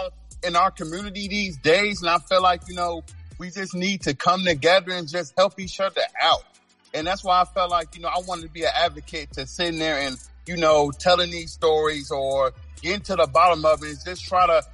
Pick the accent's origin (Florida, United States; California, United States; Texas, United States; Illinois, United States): Illinois, United States; Chicago; I'm originally from Chicago, Illinois. I'm from the South Side.